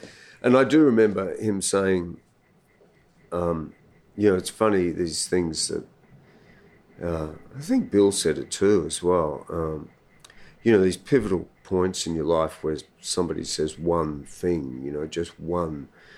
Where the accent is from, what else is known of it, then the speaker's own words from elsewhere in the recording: Sydney, New South Wales, Australia; I was born here in Sydney.